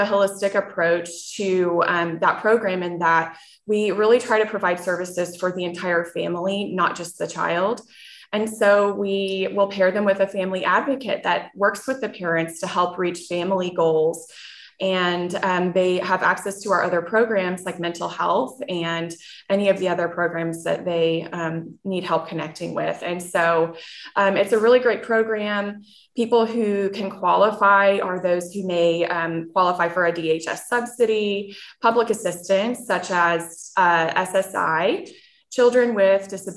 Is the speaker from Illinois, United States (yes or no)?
no; Choctaw, Oklahoma, United States; I grew up in Choctaw